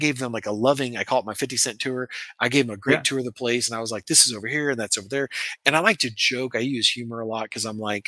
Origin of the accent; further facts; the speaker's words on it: American Midwest, United States; I come from the American Midwest and like little old ladies in their cars carry guns where I'm from